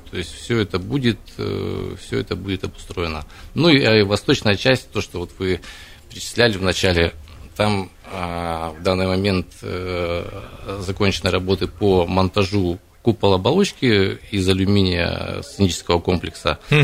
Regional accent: Krasnoyarsk, Krasnoyarsk Krai, Russia; я сам красноярец. Я родился и вырос в Зеленой Роще

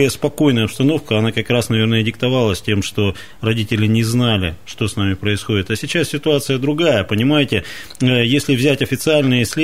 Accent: Kansk, Krasnoyarsk Krai, Russia; Я, я вот тоже из Канска, и в детство мое там прошло, и недалеко не на самых безопасных улицах.

